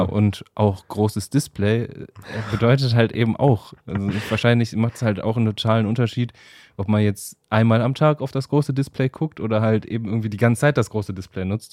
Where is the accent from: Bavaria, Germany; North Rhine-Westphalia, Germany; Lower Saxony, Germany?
North Rhine-Westphalia, Germany; Wuppertal; ich komme ja aus Wuppertal.